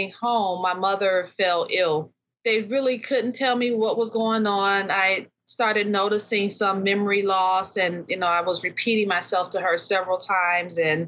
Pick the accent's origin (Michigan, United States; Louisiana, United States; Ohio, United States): Michigan, United States; Detroit; now in South Range, United States; originally from Detroit, born and raised in Detroit, Michigan, and now living in the Upper Peninsula, Houghton, Michigan